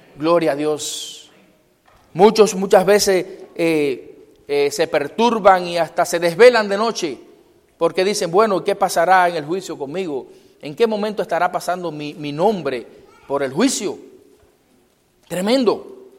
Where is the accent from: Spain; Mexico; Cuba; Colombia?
Cuba; moved away; en mi pueblo